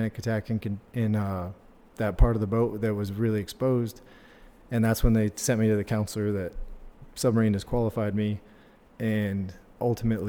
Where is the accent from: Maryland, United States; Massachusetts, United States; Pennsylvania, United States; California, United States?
California, United States; Southern; moved away as an adult; I was from Southern California